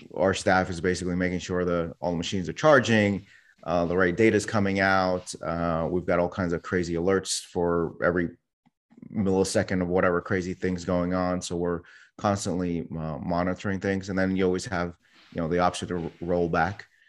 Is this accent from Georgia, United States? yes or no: no; New York City, New York, United States; I was born in New York City. Someone hit my town on nine eleven